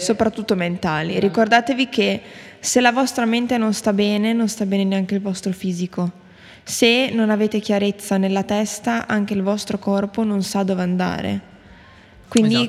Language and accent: Italian; Bologna, Emilia-Romagna, Italy; noi siamo di Bologna